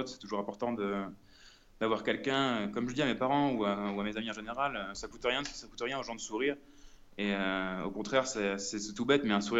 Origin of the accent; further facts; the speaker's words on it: France; nous on peut avoir dans notre confort chez nous en France par exemple.